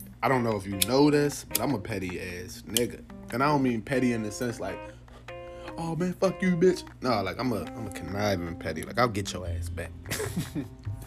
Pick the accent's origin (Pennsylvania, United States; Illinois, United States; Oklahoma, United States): Pennsylvania, United States; Philadelphia; I grew up in North Philly